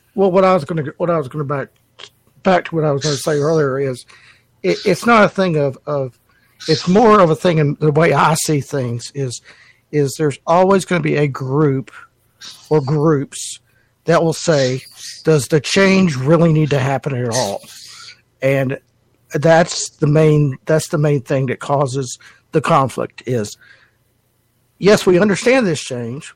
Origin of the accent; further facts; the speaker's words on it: North Carolina, United States; now in Virginia, United States; I'm in Virginia and I grew up in North Carolina